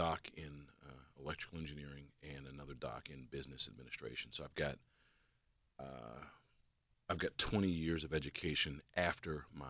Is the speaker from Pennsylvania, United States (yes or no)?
yes; Pittsburgh, Pennsylvania, United States; also born or lived in Philadelphia; Yeah, so I'm a Homewood kid, born and raised in Pittsburgh, bounced around a little bit. But when I joined the government, joined the Secret Service, I started in Philadelphia.